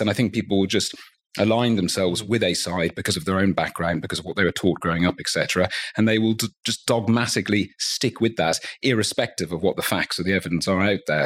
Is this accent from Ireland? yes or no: yes; Dublin, Leinster, Ireland; I grew up in Dublin.